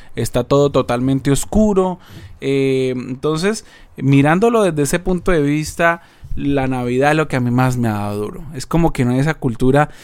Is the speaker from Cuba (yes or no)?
no; Colombia; moved away as an adult; also born or lived in Argentina / Paraguay; now in Seattle, United States; Yo soy colombiano, yo nací en Colombia, me crié en Colombia